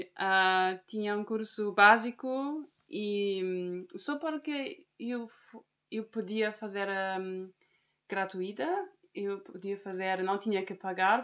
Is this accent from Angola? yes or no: no; Germany; Portuguese is a second language; moved away as an adult; also born or lived in Lisbon, Portugal / Algarve, Portugal; sou da Alemanha